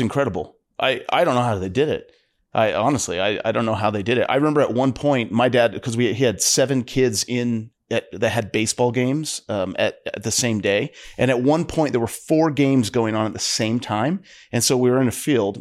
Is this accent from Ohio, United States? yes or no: yes; northeastern Ohio, United States; my dad worked in a steel mill, uh, you know, I'm from Ohio, northeastern Ohio